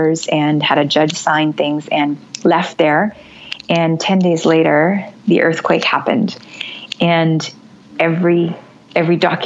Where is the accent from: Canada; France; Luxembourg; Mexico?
Canada; originally in another life, I'm from Canada